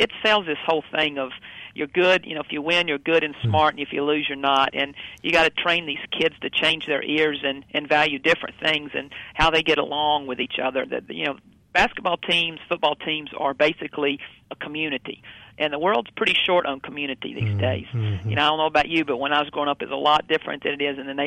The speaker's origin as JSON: {"language": "English", "region": "North Carolina", "country": "United States", "tie": "born or raised there", "moved": "yes", "lives_now": "Wichita, United States", "said": "I grew up in North Carolina"}